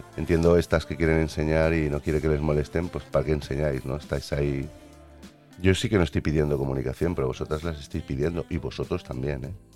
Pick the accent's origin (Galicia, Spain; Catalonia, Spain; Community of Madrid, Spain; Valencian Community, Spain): Catalonia, Spain; Yo soy catalán